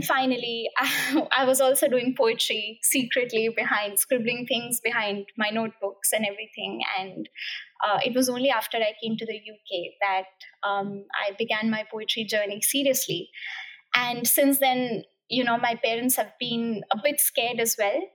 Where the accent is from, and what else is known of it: India; English is a second language; moved away as an adult; also born or lived in Cambridge, United Kingdom; now in United Kingdom